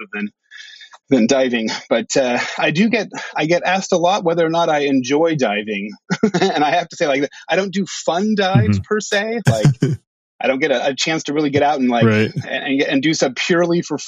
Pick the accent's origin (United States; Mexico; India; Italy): United States; San Francisco, California; moved away as an adult; also born or lived in Bahamas / Oregon / Hawaii; now in Friday Harbor, United States; I grew up in San Francisco